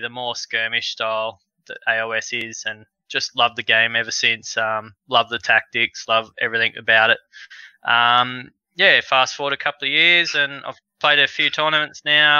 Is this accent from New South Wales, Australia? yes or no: yes; Albury, New South Wales, Australia; I'm from Albury. Other podcasts talk about me from being from Dubbo because I live 10 minutes out of Albury.